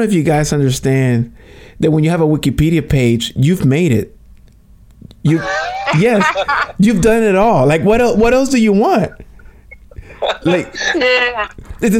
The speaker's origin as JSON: {"language": "English", "country": "Puerto Rico", "said": "I'm from Puerto Rico"}